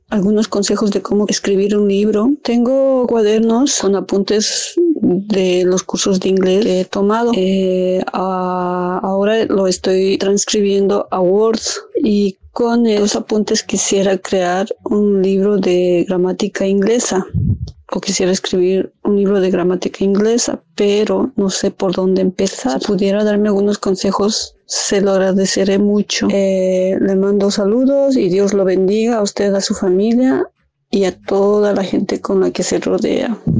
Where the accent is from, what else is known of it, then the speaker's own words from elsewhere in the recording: Bolivia; now in Dublin, Ireland; Soy boliviana, pero actualmente estoy en Dublín, Irlanda.